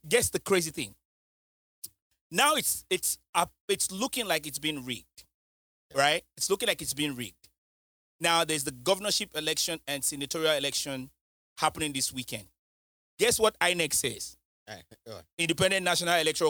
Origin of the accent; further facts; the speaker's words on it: United Kingdom; now in United States; I'm not American. I don't know. I'm British